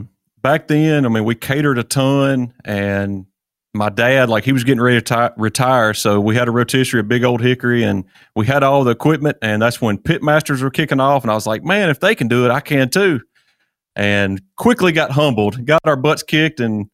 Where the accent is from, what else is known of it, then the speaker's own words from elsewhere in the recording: Hernando, Mississippi, United States; I'm from Hernando, Mississippi.